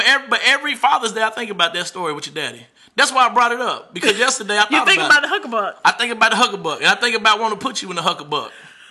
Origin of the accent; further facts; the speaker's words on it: Arkansas, United States; I'm from Arkansas.